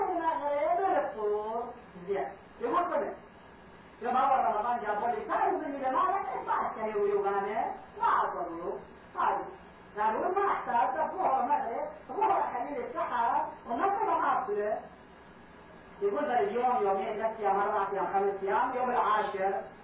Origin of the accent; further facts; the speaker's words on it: Karbala, Karbala Governorate, Iraq; moved away; كان عندنا في كربلاء